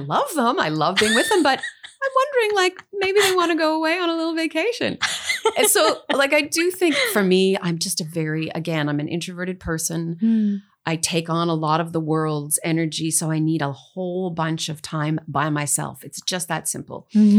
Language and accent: English; Dryden, Ontario, Canada; I'm from Northern Ontario, as you mentioned. I lived in a whole bunch of different Northern towns. My dad was a pulp and paper engineer, so we moved a lot. But I was born in the little town of Dryden